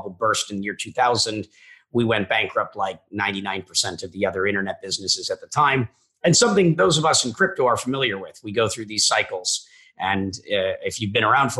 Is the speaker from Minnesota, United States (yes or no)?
yes; Minnesota, United States; I'm a kid from Minnesota